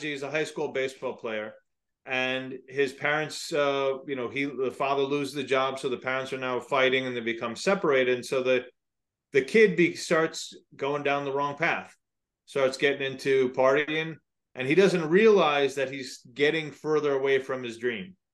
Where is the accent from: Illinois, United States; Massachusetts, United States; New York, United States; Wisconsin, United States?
New York, United States; just outside of the Bronx; I grew up just outside of the Bronx